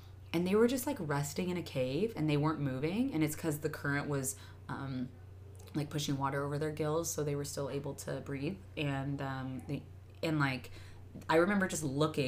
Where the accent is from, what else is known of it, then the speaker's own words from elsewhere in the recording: Arizona, United States; moved away; I grew up in Arizona